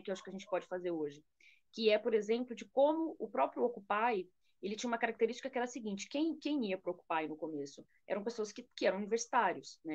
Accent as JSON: {"language": "Portuguese", "country": "Brazil", "said": "como brasileira"}